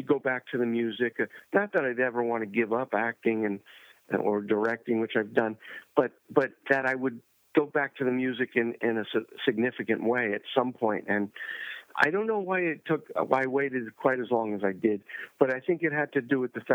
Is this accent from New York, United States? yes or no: yes; New York, United States; moved away as an adult; also born or lived in California; I grew up in New York